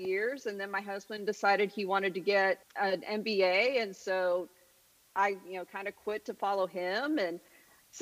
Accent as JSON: {"language": "English", "town": "Denver", "region": "Colorado", "country": "United States", "tie": "born or raised there", "also_born_or_lived": "Chicago / Northern Virginia / Baton Rouge", "moved": "as an adult", "lives_now": "Houston, United States", "said": "So I grew up in Colorado, originally in a suburb of Denver, and then my parents built a house"}